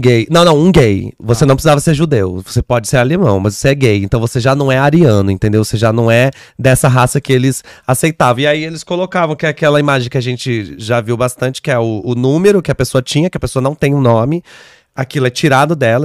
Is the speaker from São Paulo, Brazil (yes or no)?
yes; Caçapava, São Paulo, Brazil; now in São Paulo, Brazil; Caçapava, que é onde eu cresci, é uma cidade que fica a uma hora e meia, duas horas daqui.